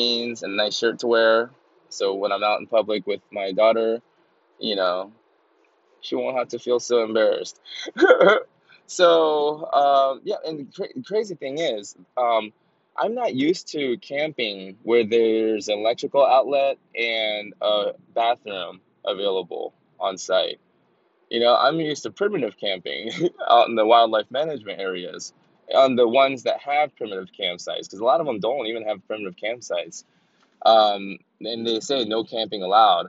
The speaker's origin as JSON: {"language": "English", "town": "Atlanta", "region": "Georgia", "country": "United States", "tie": "born or raised there", "said": "it was on Ralph David Abernathy Road in the West End of Atlanta. And I thrive there, baby. That's my home. Know what I'm saying? That's my hometown"}